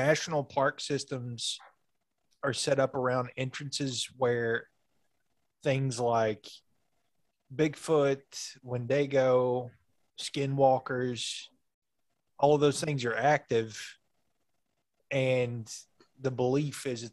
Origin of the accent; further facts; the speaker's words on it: Manchester, Kentucky, United States; where we grew up in Manchester, nowhere Kentucky